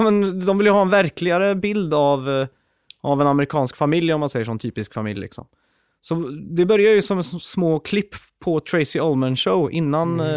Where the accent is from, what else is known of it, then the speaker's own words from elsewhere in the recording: Sweden; jag är ju född och uppväxt i Sverige